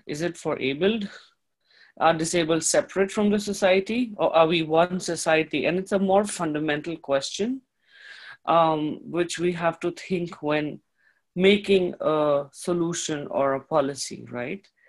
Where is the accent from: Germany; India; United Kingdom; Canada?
India; moved away; I come from the East, I come from India